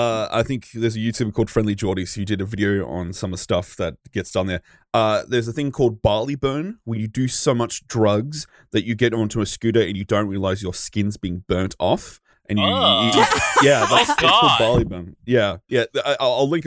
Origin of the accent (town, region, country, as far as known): Australia